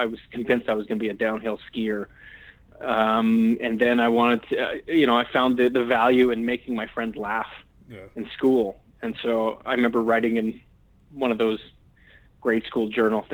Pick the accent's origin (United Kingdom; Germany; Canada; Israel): Canada; Edmonton, Alberta; I'm originally from Edmonton, Alberta, in Canada